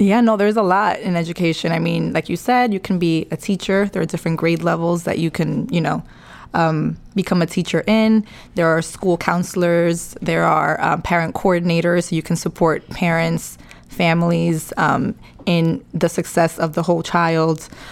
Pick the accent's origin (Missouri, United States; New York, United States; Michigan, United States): New York, United States; New York City; I'm from the Bronx. Um, born and raised